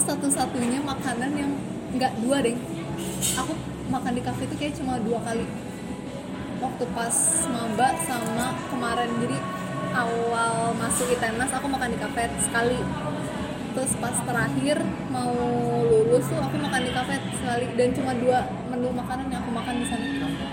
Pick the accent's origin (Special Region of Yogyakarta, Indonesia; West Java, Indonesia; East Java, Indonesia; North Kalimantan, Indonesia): West Java, Indonesia; Karawang; aku lahir di Kerawang tahun 96